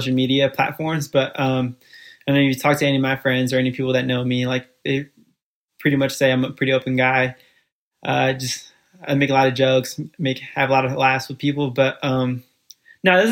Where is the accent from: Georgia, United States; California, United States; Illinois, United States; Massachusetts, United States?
California, United States; Fairfield; born or raised there; first language Spanish; English is a second language; also born or lived in Guatemala City, Guatemala / Bronx, New York City